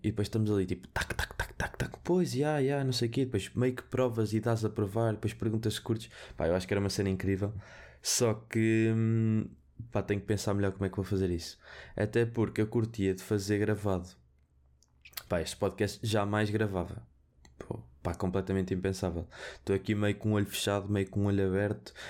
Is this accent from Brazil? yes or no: no; Viseu, Centro, Portugal; Porque eu sou de Viseu, eu digo vermelho, fino